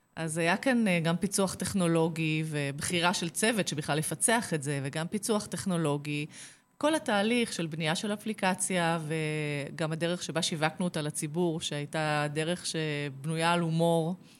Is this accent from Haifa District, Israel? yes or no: no; Kfar Saba, Central District, Israel; נולדתי בכפר סבא